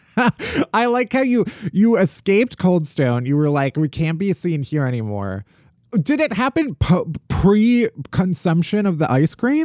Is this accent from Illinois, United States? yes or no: yes; Oak Lawn / Alsip, Chicago Southwest suburbs, Illinois, United States; also born or lived in Evanston, Illinois; I'm from, uh, the Southwest suburbs